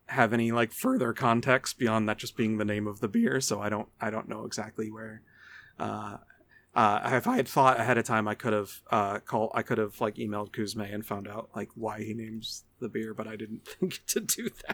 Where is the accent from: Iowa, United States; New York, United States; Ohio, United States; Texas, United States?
New York, United States; Niagara County; I grew up in Niagara County.